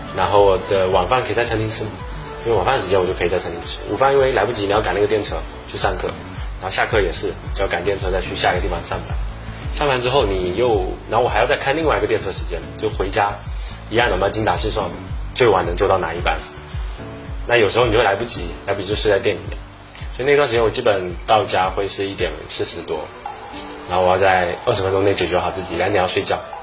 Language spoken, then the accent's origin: Chinese; Fujian, China; moved away; 我们福建传统的菜